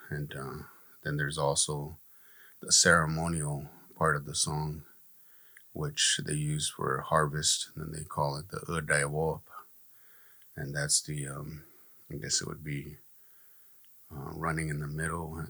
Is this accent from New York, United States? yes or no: no; Gila River, Arizona, United States; I'm from here from Gila River. I'm a member of the tribe Akamaroatam.